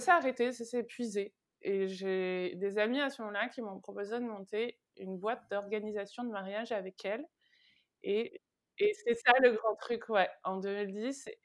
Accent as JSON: {"language": "French", "town": "Vernon", "region": "Normandy", "country": "France", "also_born_or_lived": "Rouen, France", "moved": "as an adult", "lives_now": "Paris, France", "said": "je viens de Vernon, qui est entre Paris et Rouen"}